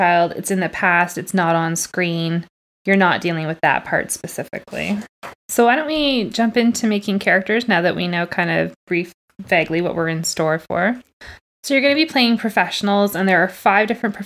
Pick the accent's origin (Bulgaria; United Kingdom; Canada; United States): Canada; I'm Canadian